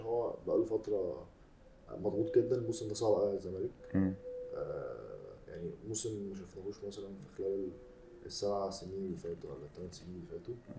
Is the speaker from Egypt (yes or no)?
yes; Egypt; انا كمصري